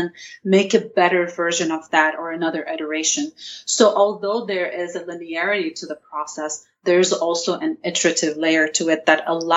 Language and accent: English; Lebanon; now in United States; my experience growing up in Lebanon, and by the way, about the accent, not all Lebanese have the same accent